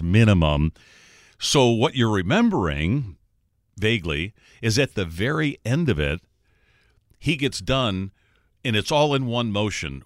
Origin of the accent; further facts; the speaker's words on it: Detroit, Michigan, United States; I'm from Detroit